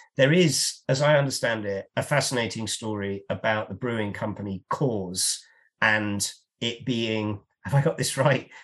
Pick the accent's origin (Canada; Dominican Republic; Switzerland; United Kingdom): United Kingdom; as a Brit